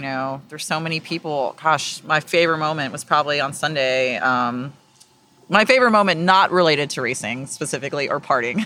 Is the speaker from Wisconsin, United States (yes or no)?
no; Austin, Texas, United States; also born or lived in South Carolina; I'm from Texas. Uh, I, I was born in South Carolina, but I've grown up here. I've been, my family's been in the Austin area since the early eighties